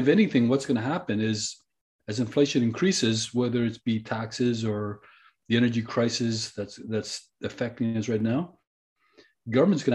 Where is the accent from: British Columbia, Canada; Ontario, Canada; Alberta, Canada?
British Columbia, Canada; we as British Columbians